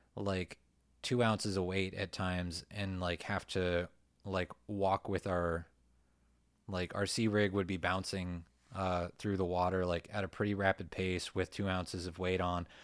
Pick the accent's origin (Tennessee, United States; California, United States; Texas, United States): California, United States; Ventura County; I grew up in Ventura County